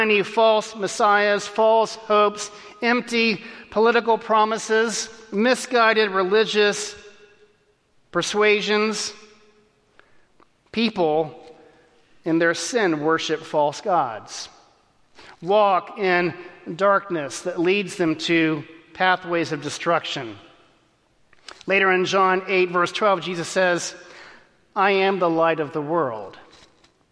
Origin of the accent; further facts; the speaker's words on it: Texas, United States; As a kid growing up in Texas